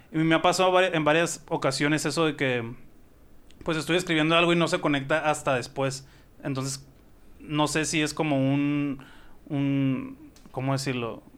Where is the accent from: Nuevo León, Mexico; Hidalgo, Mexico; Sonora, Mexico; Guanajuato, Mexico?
Sonora, Mexico